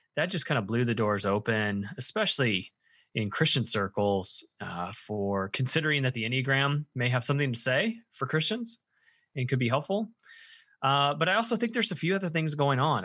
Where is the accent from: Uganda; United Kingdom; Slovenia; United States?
United States; central Illinois; moved away as an adult; now in Indiana, United States; I spent most of my life in central Illinois